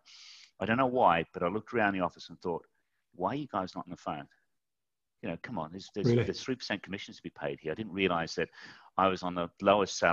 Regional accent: Mudgee, New South Wales, Australia; moved away as an adult; also born or lived in Tunbridge Wells; I left Mudgee, went to a place called Tunbridge Wells

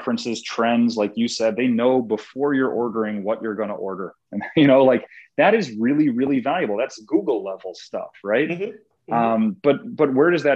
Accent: Chicago, Illinois, United States; I was a vendor at Wrigley Field for a long time growing up in Chicago

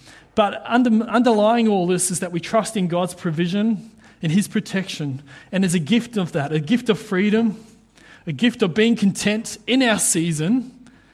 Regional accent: New Zealand; now in Queensland, Australia; being a Kiwi

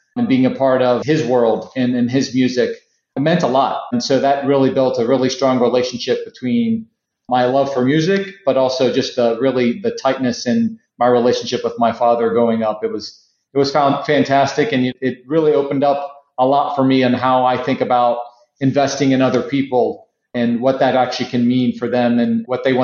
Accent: Cincinnati, Ohio, United States; growing up in Cincinnati

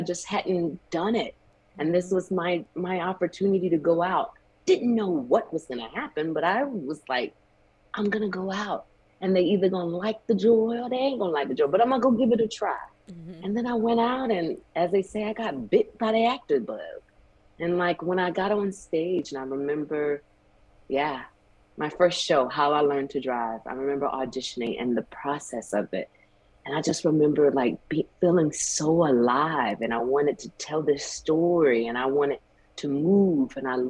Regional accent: the South, United States; child, I grew up in the South where there's a big family and we have barbecues and cookouts.

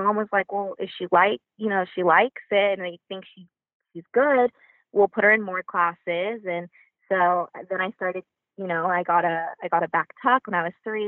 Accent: Oxnard, California, United States; Club Cheer Twisters in my hometown, Oxnard, California

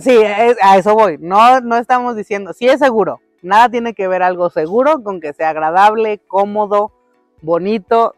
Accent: Mexico; los dos somos mexicanos, porque los dos crecimos de este lado del mundo

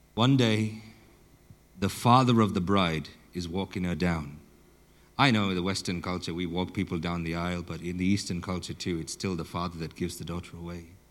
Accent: southern Botswana, Botswana; I grew up in Botswana, and uh, I grew up in southern Botswana.

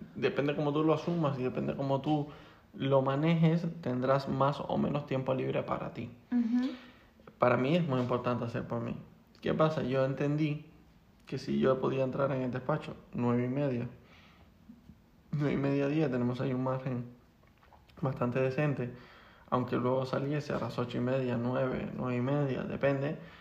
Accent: Las Palmas de Gran Canaria, Canary Islands, Spain; moved away as an adult; now in Madrid, Spain

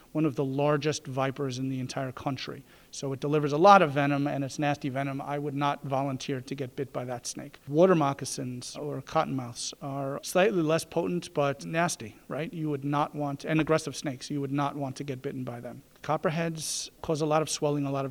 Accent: New York City, New York, United States; moved away as an adult; also born or lived in Providence, Rhode Island; now in Greenville, United States; I'm from New York City, so Brooklyn specifically, Manhattan, you know, is right adjacent. That's where I grew up and practiced

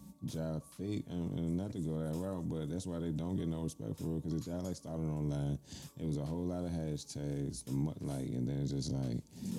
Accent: Maryland, United States; I grew up in Anne Arundel County and PG County

